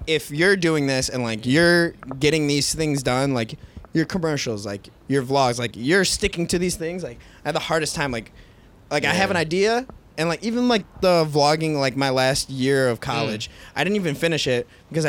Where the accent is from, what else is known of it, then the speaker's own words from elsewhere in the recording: 20 minutes south of Detroit, Michigan, United States; I'm not from Detroit.